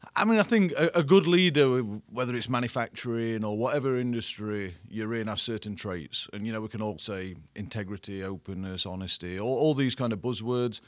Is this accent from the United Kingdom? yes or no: yes; England, United Kingdom; accent: English; moved away as an adult; also born or lived in Sweden; now in New Jersey, United States